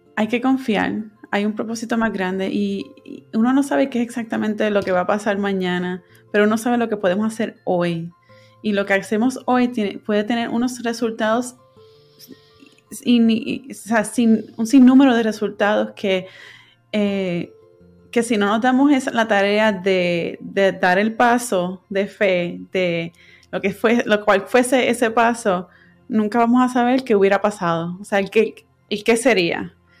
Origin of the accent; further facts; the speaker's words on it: Puerto Rico; moved away as an adult; now in California, United States; yo me fui de Puerto Rico y me mudé a California para, seguir estudiando